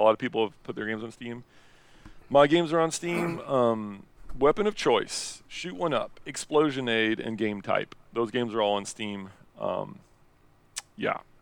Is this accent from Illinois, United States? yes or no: no; Indiana, United States; moved away as an adult; I'm from Indiana and, uh, originally. And now, um, I traveled the world and now I'm back living in Indiana